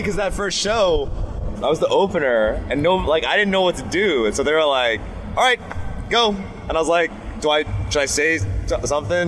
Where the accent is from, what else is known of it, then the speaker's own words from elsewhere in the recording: Memphis, Tennessee, United States; I grew up in Memphis, Tennessee, so I have a lot of Southern influence